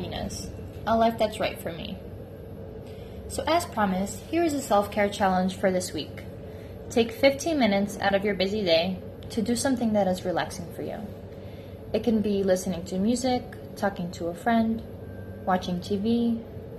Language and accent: English; New Jersey, United States; moved away as an adult; now in Chicago, United States; I'm from New Jersey, and not from the Jersey Shore